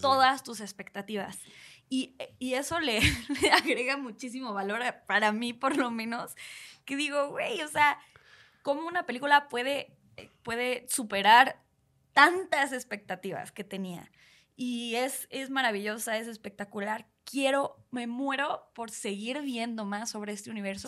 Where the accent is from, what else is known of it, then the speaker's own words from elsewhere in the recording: Mexico; siendo eh, mexicanos que somos personas súper expresivas